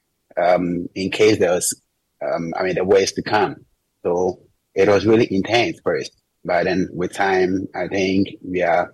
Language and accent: English; Ghana; now in Israel; As a Ghanaian living in Israel